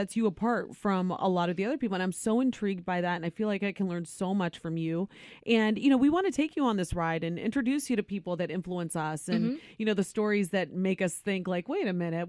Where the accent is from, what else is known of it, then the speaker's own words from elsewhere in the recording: Ohio, United States; Born and raised in Ohio.